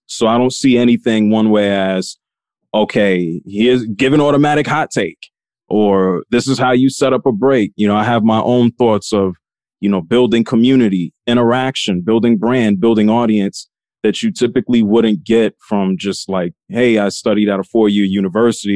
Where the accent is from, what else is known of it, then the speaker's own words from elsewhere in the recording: New York City, New York, United States; I grew up in the North Bronx in New York City.